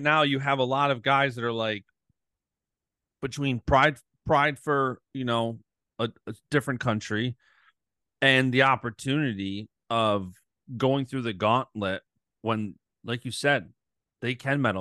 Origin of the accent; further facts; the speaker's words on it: United States; I'm born and raised in America